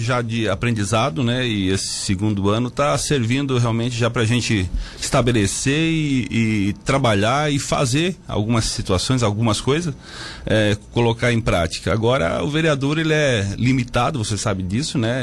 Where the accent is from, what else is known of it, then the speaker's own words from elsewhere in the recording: Brazil; Boa Vista, que é a minha terra